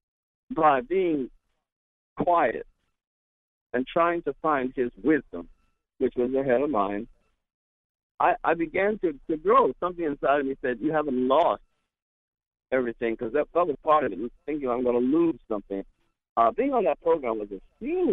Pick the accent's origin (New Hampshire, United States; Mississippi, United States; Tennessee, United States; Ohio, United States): Ohio, United States; I grew up in Ohio